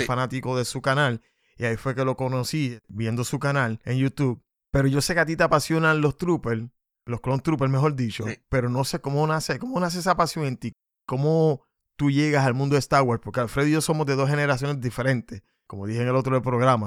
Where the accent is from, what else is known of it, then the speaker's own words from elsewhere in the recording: Puerto Rico; somos dos puertorriqueños